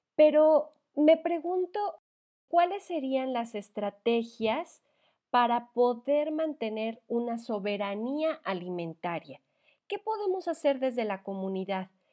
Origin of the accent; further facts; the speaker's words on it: Mexico; como mexicanos o latinoamericanos